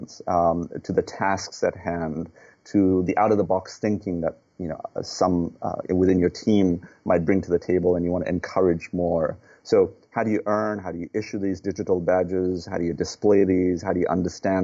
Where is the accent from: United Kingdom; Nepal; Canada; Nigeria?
Nepal; now in United States; I'm a U.S. citizen, but I was born in Nepal.